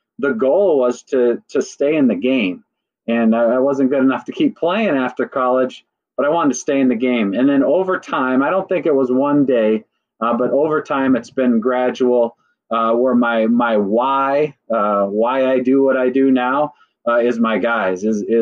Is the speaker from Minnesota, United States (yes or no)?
yes; Burnsville, Minnesota, United States; I grew up in Minnesota, I went to Burnsville High School and graduated in 98